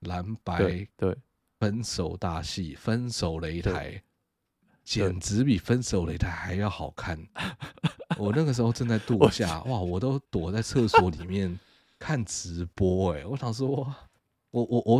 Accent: Taiwan; 我以身为台湾人为荣，

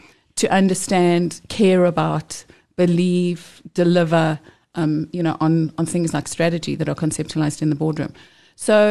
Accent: Johannesburg, Gauteng, South Africa; I grew up very close to here in Joburg

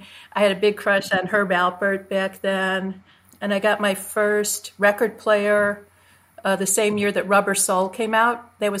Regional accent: Chicago, Illinois, United States; moved away; also born or lived in New York; Chicago. I'm 65. I'm from Chicago. Grew up there. Yeah. Well, you know, I grew up there and I was, you know, really weaned on top 40 radio when it was still a hugely amazing thing in the late 60s.

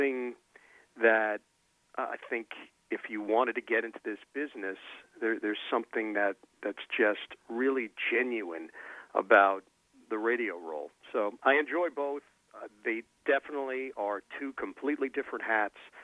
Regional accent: New York area, United States; also born or lived in Syracuse; growing up in the New York area

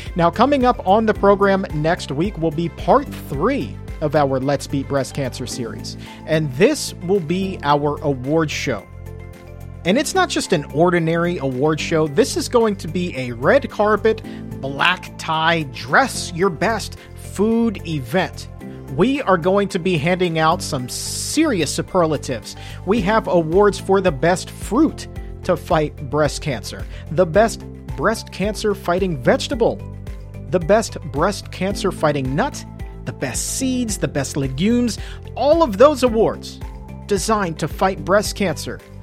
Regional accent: the South, United States; I'm from the South as well

